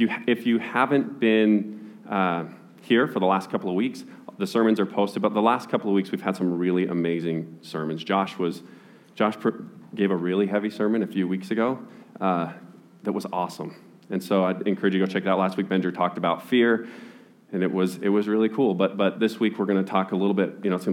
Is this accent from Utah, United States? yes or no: yes; Utah, United States; I was born and raised in Utah